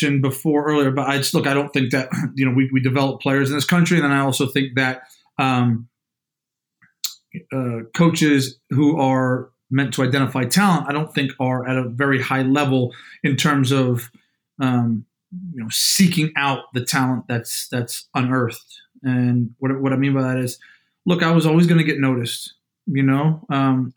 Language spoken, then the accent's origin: English; New Jersey, United States; moved away; Played basketball growing up, man. You know, I'm from Jersey, it's in our blood